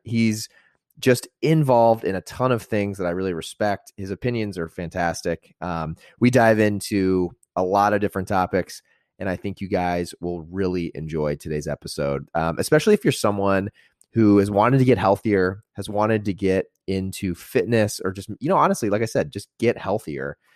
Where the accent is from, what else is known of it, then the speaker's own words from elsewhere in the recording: Indiana, United States; I grew up in Indiana